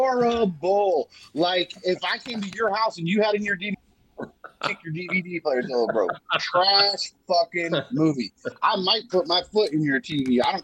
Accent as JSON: {"language": "English", "country": "United States", "said": "I'm American. I'm not Canadian."}